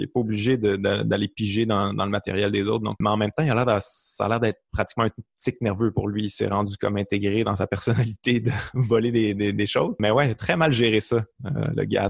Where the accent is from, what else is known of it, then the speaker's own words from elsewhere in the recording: Quebec City, Quebec, Canada; accent: Québécois; moved away as an adult; also born or lived in Montreal; je venais de Québec